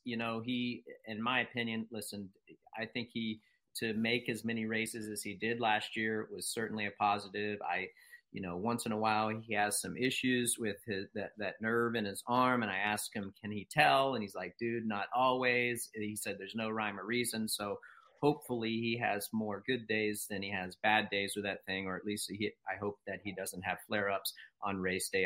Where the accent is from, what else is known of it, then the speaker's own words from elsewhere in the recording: East Coast, United States; I'm from the East Coast